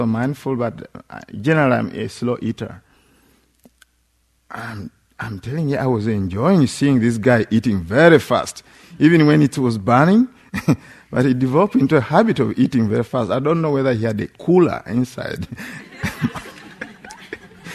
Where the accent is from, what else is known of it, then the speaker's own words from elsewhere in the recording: Uganda; moved away; In Uganda, especially, we have extended families